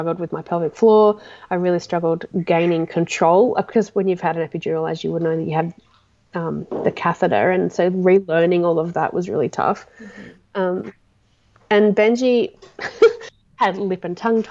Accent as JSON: {"language": "English", "town": "Toowoomba", "region": "Queensland", "country": "Australia", "said": "I'm from Toowoomba."}